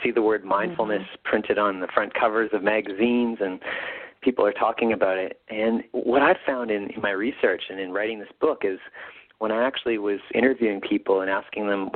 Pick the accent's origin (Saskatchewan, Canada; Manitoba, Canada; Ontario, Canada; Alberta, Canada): Manitoba, Canada; Winnipeg; here in my hometown of Winnipeg